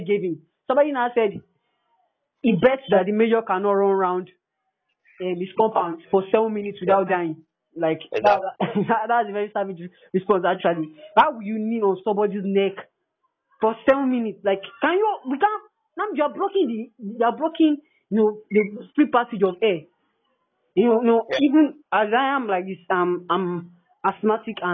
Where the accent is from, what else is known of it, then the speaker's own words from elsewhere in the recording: Nigeria; I'm a Nigerian